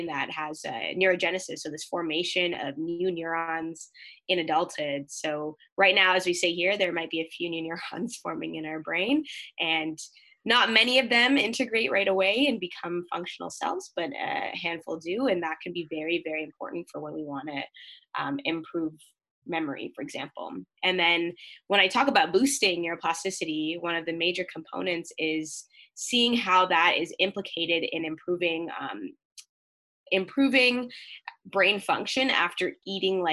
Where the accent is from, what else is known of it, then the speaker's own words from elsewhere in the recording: Mississauga, Ontario, Canada; now in London, Canada; I'm originally from Mississauga, Ontario, so close to the GTA